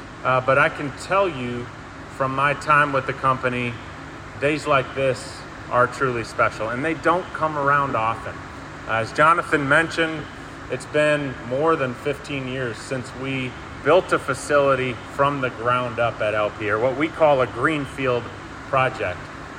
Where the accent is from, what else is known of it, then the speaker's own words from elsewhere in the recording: Wisconsin, United States; I'm from Wisconsin